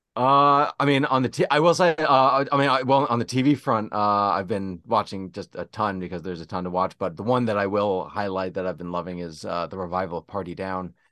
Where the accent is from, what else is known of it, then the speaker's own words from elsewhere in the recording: Zac Braff's hometown, New Jersey, United States; Zac Braff comes from my hometown. The movie is therefore set in my hometown.